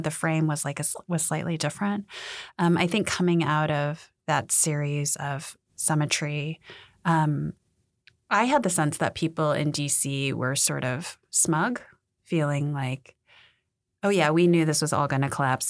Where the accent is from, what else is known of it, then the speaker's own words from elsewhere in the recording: United States; I'm Korean American. My parents are part of the post-sixty-five, like, immigration wave